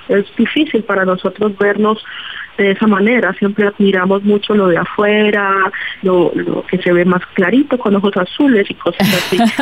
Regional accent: Buenaventura, Valle del Cauca, Colombia; Yo nací en Buenaventura, rodeada de las chirimías, rodeada de de este, los arrullados y rodeada de la música salsa

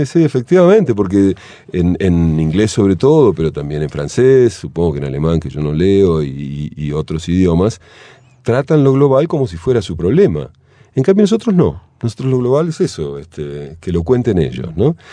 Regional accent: Argentina; moved away as an adult; Argentina cuando tenía 18 años

